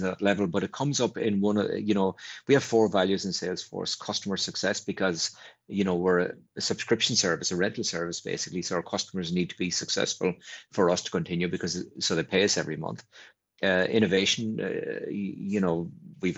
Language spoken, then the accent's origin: English; Ireland; an Ireland that was an island and really didn't interact with much other than our closest neighbour in the UK